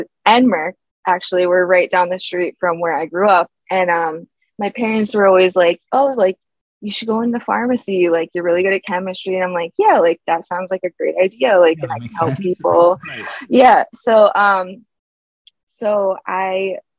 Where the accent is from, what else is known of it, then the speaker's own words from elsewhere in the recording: Philadelphia, Pennsylvania, United States; I'm from Philadelphia